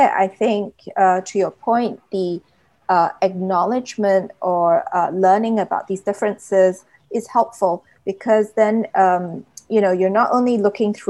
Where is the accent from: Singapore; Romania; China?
Singapore; also born or lived in United Kingdom; I'm Singaporean, I've lived in the UK two times